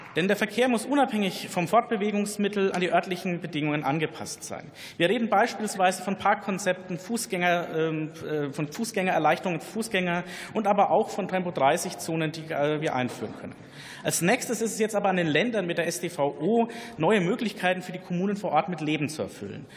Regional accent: Bavaria, Germany; meine Heimat in Bayern

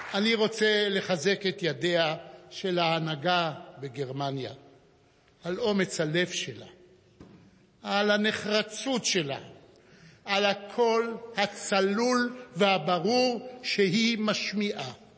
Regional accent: Jerusalem, Jerusalem District, Israel; נולדתי בירושלים בספטמבר 1939

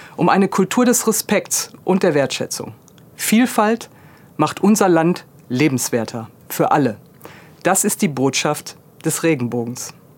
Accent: Duisburg, North Rhine-Westphalia, Germany; in meiner Heimatstadt Duisburg

